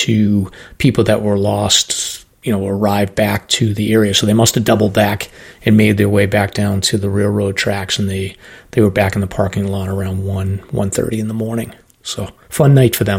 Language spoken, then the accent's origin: English; Massachusetts, United States; Massachusetts, so my home state.